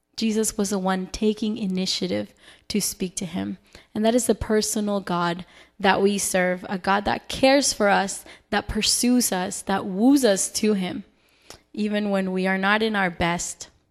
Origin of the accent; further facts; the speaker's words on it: Salt Lake City, Utah, United States; moved away; I am originally from Salt Lake City, Utah